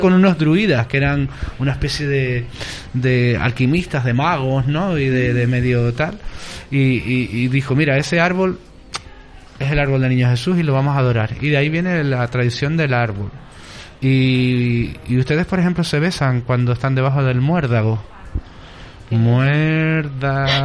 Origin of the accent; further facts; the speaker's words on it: La Palma, Canary Islands, Spain; moved away; Yo como soy de La Palma voy a pasar la Navidad en La Palma.